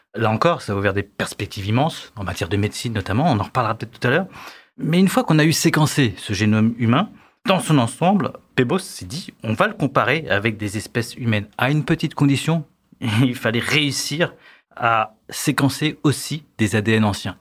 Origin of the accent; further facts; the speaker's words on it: France; Chez nous, en France